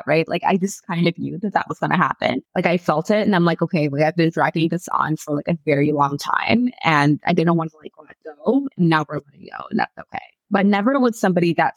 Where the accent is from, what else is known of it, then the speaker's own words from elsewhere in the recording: Winnipeg, Manitoba, Canada; moved away; I grew up in Winnipeg